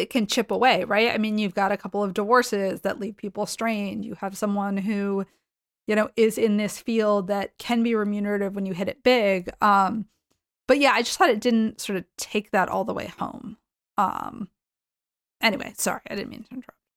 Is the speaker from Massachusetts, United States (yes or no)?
yes; Boston, Massachusetts, United States; I grew up in the Boston area